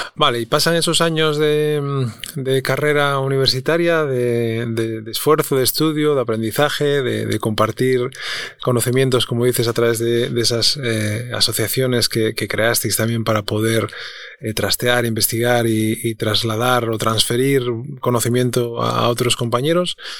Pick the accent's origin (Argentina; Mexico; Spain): Spain; Avilés, Asturias; yo nací en Avilés también